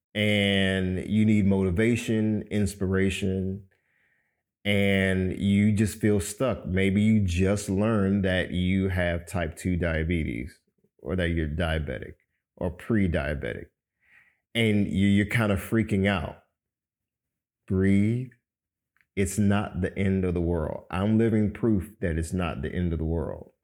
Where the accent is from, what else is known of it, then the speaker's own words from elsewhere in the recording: Miami, Florida, United States; moved away as an adult; now in Atlanta, United States; I'm originally from Miami, Florida, born to a Cuban father and a Jamaican mother